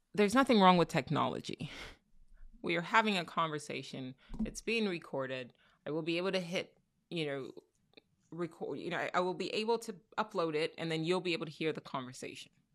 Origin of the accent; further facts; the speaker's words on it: Nigeria; now in United States; I'm Nigerian. I'm a proud Nigerian